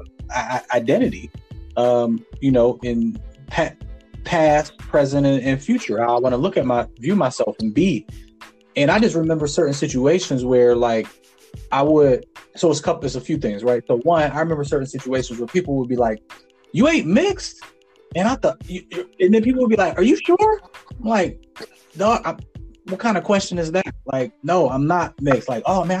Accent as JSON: {"language": "English", "area": "Farrell", "region": "Pennsylvania", "country": "United States", "tie": "born or raised there", "said": "Faro is my hometown"}